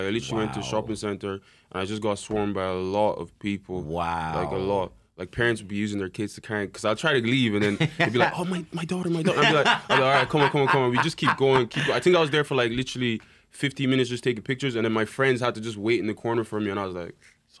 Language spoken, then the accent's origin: English; Ireland; now in London, United Kingdom; where I grew up in Europe